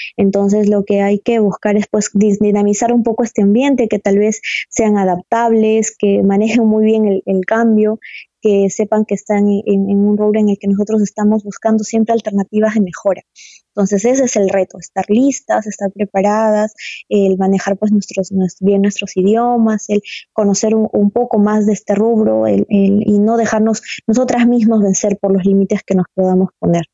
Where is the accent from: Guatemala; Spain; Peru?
Peru; Cajamarca; Yo soy de Cajamarca y bueno, ustedes saben, Cajamarca es una ciudad minera